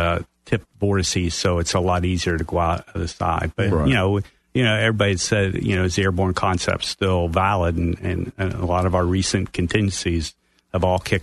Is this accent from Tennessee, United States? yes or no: no; southwest Pennsylvania, United States; moved away as an adult; Originally, I'm from Pennsylvania. I grew up southwest Pennsylvania up until the time I went through college